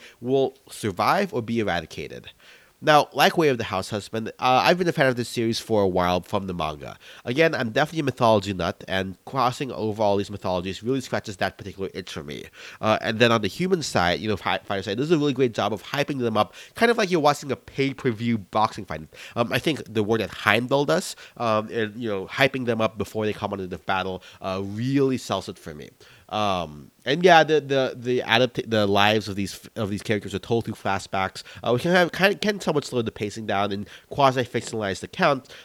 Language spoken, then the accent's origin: English; United States; as a Filipino-American